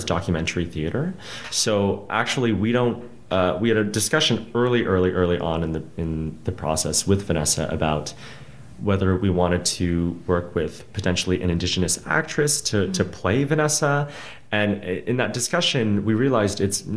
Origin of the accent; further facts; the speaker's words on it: Canada; my place as a settler, as a first-generation Canadian